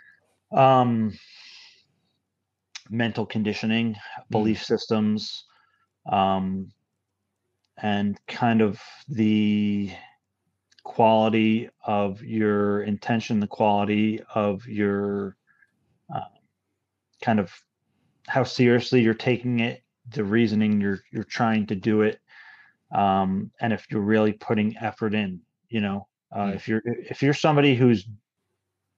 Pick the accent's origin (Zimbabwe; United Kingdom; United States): United States; Hudson Valley, New York; But the Hudson Valley, you know, I guess I'm fortunate enough to grow up that. I grew up in this area